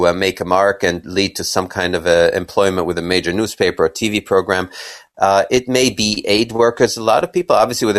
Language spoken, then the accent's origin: English; Kenya; also born or lived in Israel; I was born in Israel and grew up in Kenya as a little boy in the 60s.